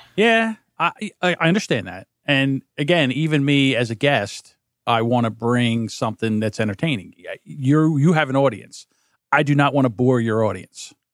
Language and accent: English; New Jersey, United States; I'm from New Jersey